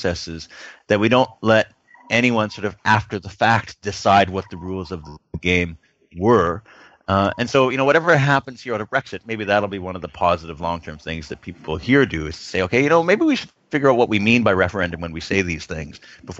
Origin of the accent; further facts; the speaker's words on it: Canada; I'm Canadian.